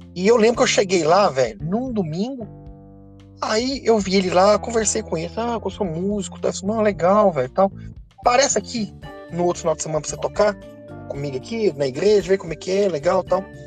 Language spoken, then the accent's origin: Portuguese; Itaúna, Minas Gerais, Brazil; eu sou de Itaúna, Minas Gerais, uma cidade pertinho de Belo Horizonte.